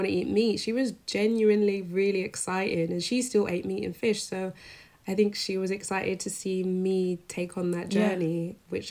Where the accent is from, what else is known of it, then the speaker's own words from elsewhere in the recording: London, United Kingdom; I grew up in London, in North London